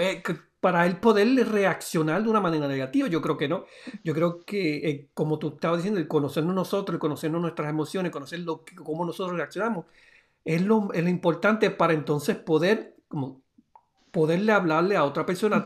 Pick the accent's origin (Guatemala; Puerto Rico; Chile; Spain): Puerto Rico; de allá de, de Puerto Rico, de mi pueblo